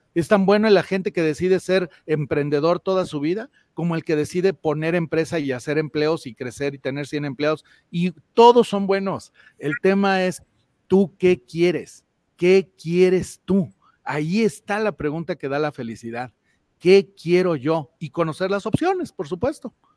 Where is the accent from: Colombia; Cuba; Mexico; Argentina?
Mexico; Doy empleo e invierto en mi país y en mi México, soy empresario.